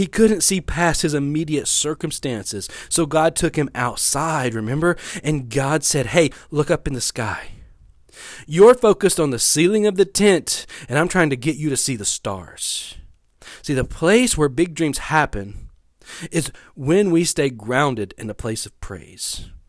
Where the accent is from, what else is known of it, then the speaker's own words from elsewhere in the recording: West Monroe, Louisiana, United States; Now, I've been living in Louisiana most of my life. I grew up in West Monroe. I've lived in Bossier City. I've lived in Shreveport.